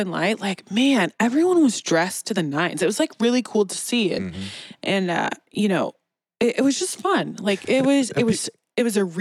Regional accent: Kansas City, Missouri, United States; I'm born and raised in Kansas City. So I've never left KC

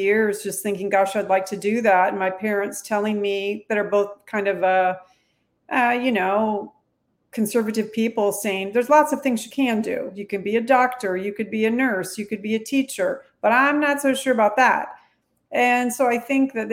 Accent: south of Houston, Texas, United States; I'm actually a Texan. I was born south of Houston

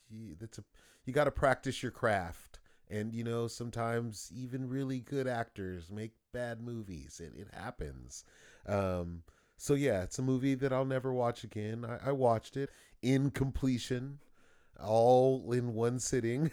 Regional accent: Los Angeles, California, United States; I grew up in Los Angeles, and there was a lot of gangs and stuff like that.

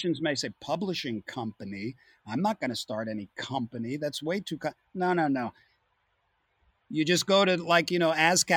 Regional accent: Long Island, New York, United States; I came from Long Island

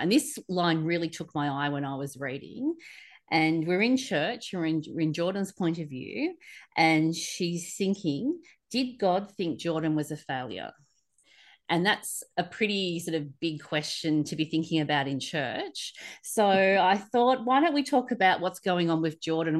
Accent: Sydney, New South Wales, Australia; I grew up in Sydney

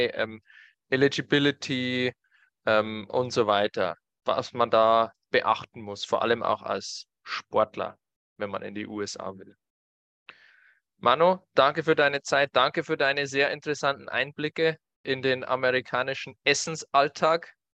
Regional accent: Germany; Bei uns in Deutschland

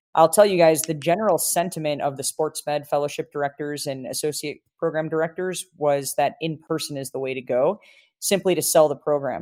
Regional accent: Chicago, Illinois, United States; now in Colorado, United States; my hometown, Chicago

